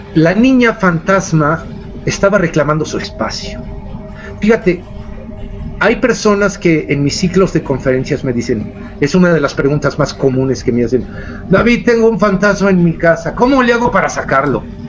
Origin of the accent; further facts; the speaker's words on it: San Luis Potosí, Mexico; moved away; also born or lived in Montreal, Canada / Mexico City; yo no soy de la Ciudad de México, yo soy de San Luis Potosí